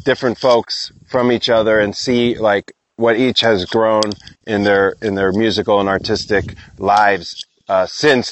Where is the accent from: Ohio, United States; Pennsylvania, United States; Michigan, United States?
Pennsylvania, United States; Philadelphia; moved away; also born or lived in Burlington, Vermont; I'm from Philly area.